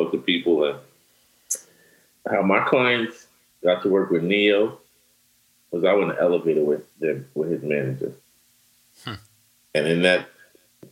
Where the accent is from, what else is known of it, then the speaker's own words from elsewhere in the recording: New York, United States; I'm from New York. I learned that in New York.